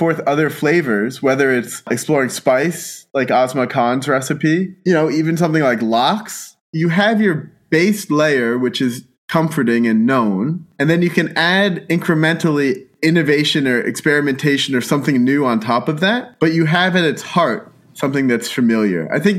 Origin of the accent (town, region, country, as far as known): Pennsylvania, United States; born or raised there